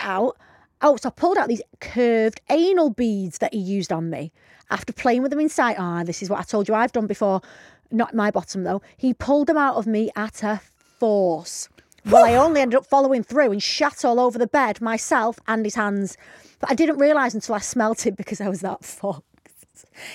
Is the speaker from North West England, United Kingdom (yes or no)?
yes; Bacup, North West England, United Kingdom; also born or lived in Rossendale / Rawtenstall; I'm from Rosendale. I was brought up in Bacup. I now live in Rottenstall